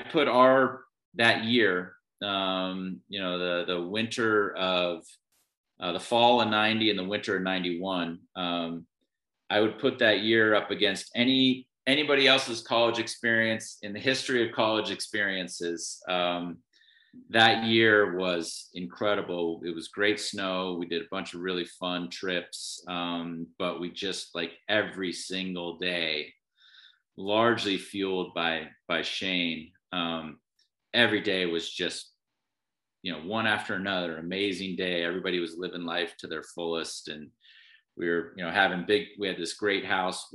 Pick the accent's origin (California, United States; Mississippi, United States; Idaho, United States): Idaho, United States; Sun Valley; I grew up in Sun Valley, Idaho. We moved there when I was 7.